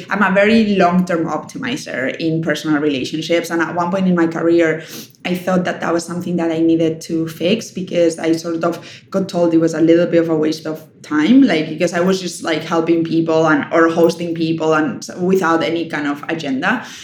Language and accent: English; Spain; English is a second language; I'm from Spain. Like hosting people is what we do.